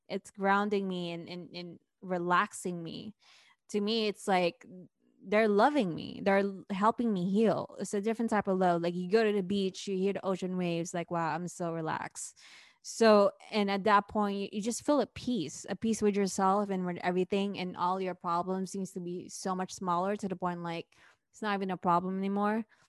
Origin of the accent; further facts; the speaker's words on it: Luzon, Philippines; now in San Francisco Bay Area, United States; I grew up in Luzon, right? Where, that's where Manila is